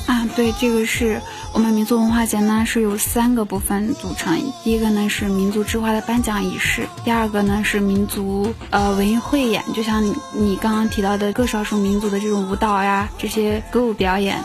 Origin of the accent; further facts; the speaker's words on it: Xinjiang, China; moved away as an adult; now in Beijing, China; 作为一个新疆人啊，我觉得从那么远的地方，一个人来到北京来上学